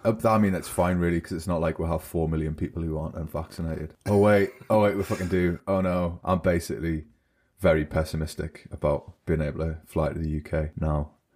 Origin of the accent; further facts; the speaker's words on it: United Kingdom; now in Germany; I'm British